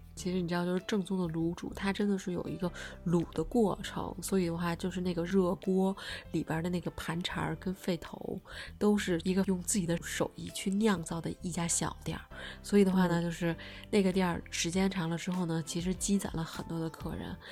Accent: Beijing, China; 作为一个北京土著

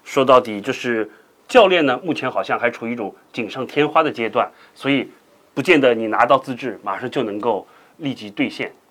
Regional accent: China; 我们中国人

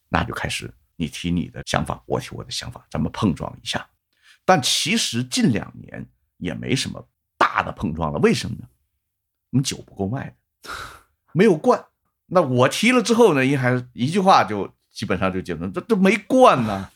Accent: China; 我作为一个中国的一个普通的一个啤酒爱好者

